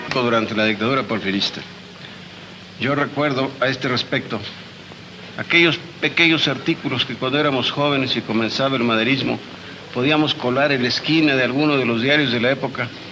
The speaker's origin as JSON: {"language": "Spanish", "region": "Oaxaca", "country": "Mexico", "said": "Yo soy de Oaxaca"}